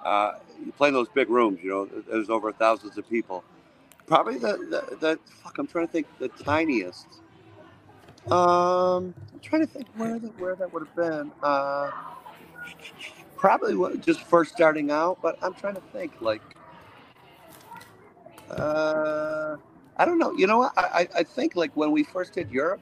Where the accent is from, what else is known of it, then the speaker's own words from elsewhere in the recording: Watertown, New York, United States; I grew up in Watertown, New York.